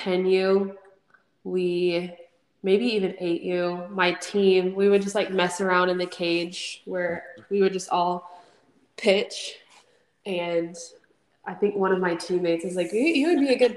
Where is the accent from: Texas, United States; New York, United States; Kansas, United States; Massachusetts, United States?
Texas, United States; Houston; also born or lived in Sugar Land, Texas; I grew up in the Houston area